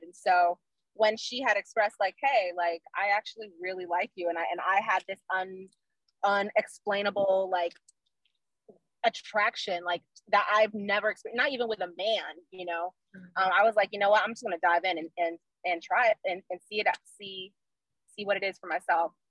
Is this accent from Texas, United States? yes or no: no; Orlando, Florida, United States; moved away as an adult; also born or lived in South Korea; now in Maryland, United States; I'm born and raised uh, in Orlando, Florida